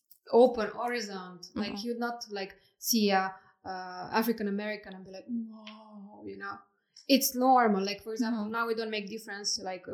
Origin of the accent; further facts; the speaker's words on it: Moldova; Of course, I was like, oh, I'm Moldavian. I was born in Moldova. Then I said, no, it's easier to say Romanian because people understand your background.